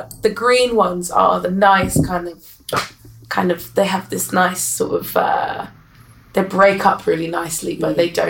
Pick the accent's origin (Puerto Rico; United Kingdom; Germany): United Kingdom; London; growing up in Balham was my first house.